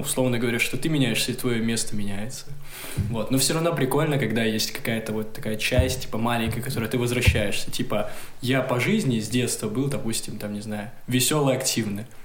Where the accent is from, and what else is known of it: Gomel, Gomel Region, Belarus; born or raised there; moved away